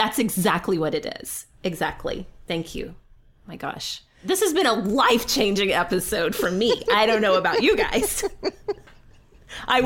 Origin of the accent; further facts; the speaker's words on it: Oklahoma, United States; Do you think it's because I'm from Oklahoma